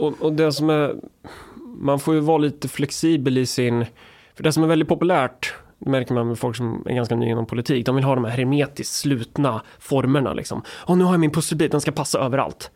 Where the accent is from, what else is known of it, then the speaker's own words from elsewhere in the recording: Närke, Sweden; jag är från Närke